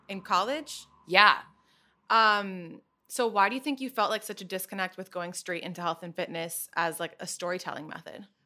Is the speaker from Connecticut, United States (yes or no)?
yes; Trumbull, Connecticut, United States; moved away as an adult; now in New York City, United States; So I grew up in Trumbull, Connecticut.